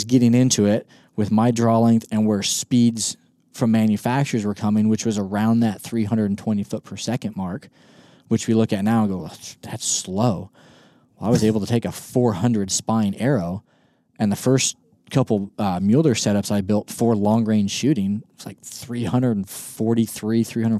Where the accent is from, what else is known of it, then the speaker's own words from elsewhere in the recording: Kansas, United States; I've never hunted my home state of Kansas with a 5 mile an hour wind.